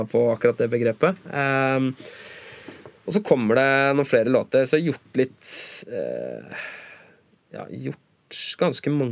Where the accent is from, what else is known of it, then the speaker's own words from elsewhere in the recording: Norway; first language Norwegian; Naturligvis, siden norsk er morsmålet mitt.